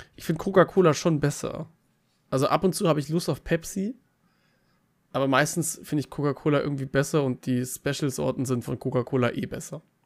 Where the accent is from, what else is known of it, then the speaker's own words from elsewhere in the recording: Bavaria, Germany; ich komme aus Bayern